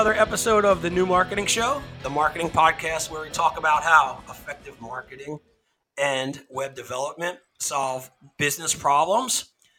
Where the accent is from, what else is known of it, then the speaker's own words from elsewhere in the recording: New Jersey, United States; you and I are Jersey kids